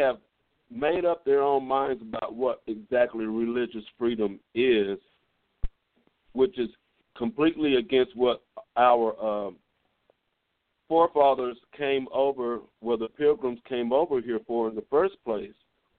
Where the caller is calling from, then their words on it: Midland, Texas, United States; I'm calling from Midland, Texas.